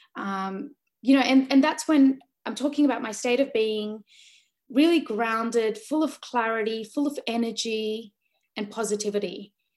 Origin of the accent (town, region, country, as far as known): Sydney, New South Wales, Australia; born or raised there; also born or lived in Delhi, India